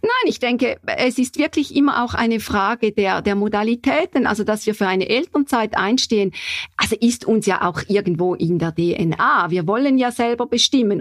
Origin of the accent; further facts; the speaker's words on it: St. Gallen, Switzerland; wo ich herkomme in St. Gallen